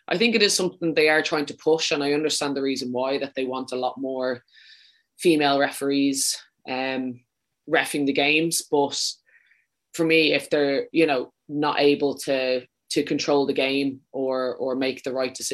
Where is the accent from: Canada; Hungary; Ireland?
Ireland; Leinster; accent: Dublin; No, I'm from Wicklow. Um, my mom will be very disappointed with that now. She always says I kind of have a bit too much of a Dublin accent.